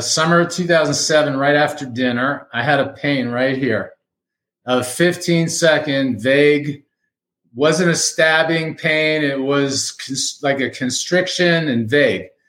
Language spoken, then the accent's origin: English; Miami, Florida, United States; moved away as an adult; now in Fort Collins, United States; I'm a native Miamian, lived there 60 years, transplanted to Fort Collins, Colorado